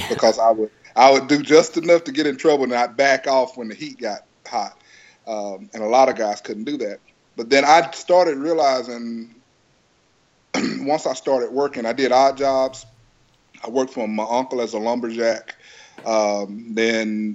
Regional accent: Lufkin, Texas, United States; I'm from Texas originally. I was born in Lufkin, Texas, and you know, stayed down there

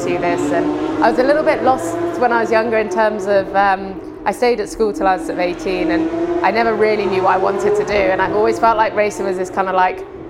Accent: Isle of Man; moved away; I grew up on the Isle of Man, which is a small island in between England and Ireland

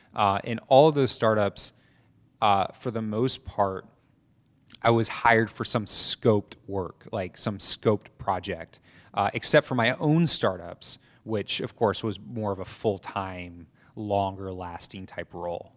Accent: Atlanta, Georgia, United States; moved away as an adult; also born or lived in New York City / Statesboro / Mexico City / Colombia; I grew up in Atlanta and briefly in New York City as well.

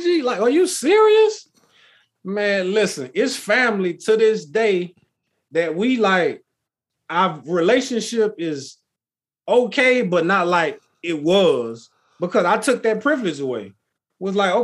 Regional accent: Texas, United States; I grew up in Texas

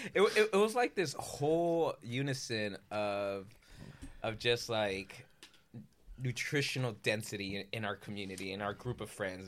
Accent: Culver City, California, United States; I grew up in Culver City

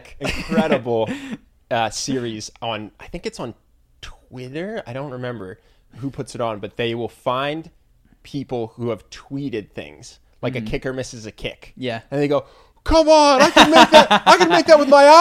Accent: Philadelphia, Pennsylvania, United States; I have no idea, because I'm from Philadelphia.

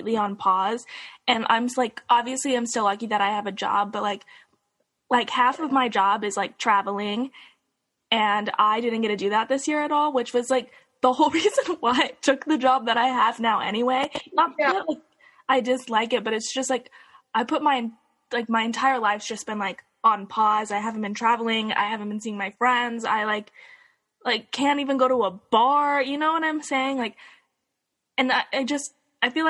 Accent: Salt Lake City, Utah, United States; I grew up in Salt Lake City

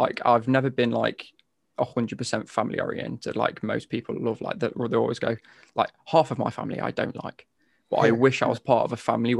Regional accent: between Nottingham and Derby, East Midlands, United Kingdom; I'm from the East Midlands. I'm from literally smack bang in between sort of Nottingham and Derby.

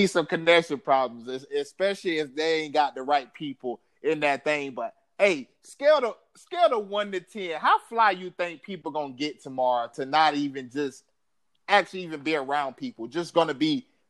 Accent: Florida, United States; now in El Paso, United States; I'm from Florida

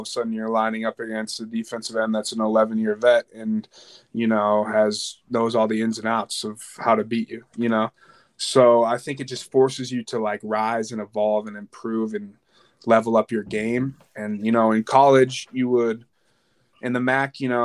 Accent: Edina, Minnesota, United States; I grew up in Edina, Minnesota

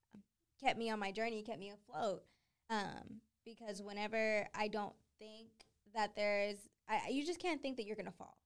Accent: Boston, Massachusetts, United States; I'm from Boston

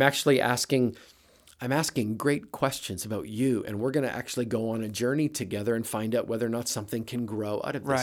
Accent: Brandon, Manitoba, Canada; moved away as an adult; now in United States; grew up in Manitoba, Toba in a little town called Brandon

